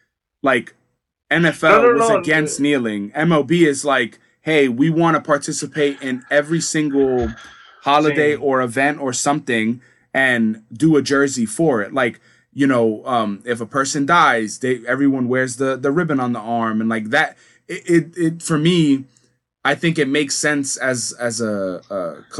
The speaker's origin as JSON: {"language": "English", "country": "Dominican Republic", "said": "I'm from Dominican Republic, I don't want to wear a fucking US flag"}